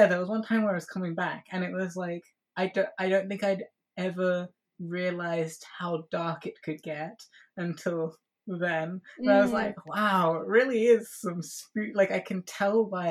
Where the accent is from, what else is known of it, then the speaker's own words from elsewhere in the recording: London, United Kingdom; I was born and raised in London